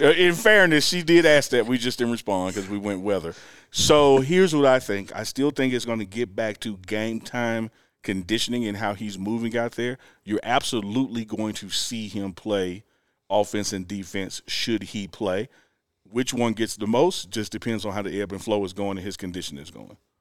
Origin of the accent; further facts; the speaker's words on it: Mississippi, United States; moved away as an adult; now in Boulder, United States; I'm from Mississippi